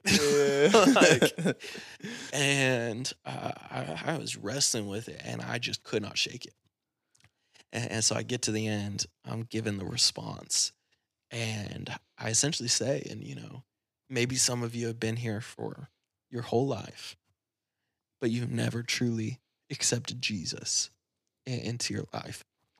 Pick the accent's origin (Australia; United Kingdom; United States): United States; Battle Creek, Michigan; I grew up in Battle Creek.